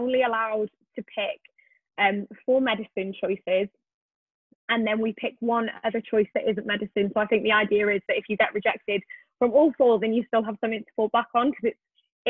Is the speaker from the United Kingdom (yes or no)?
yes; Wales, United Kingdom; I am originally from Wales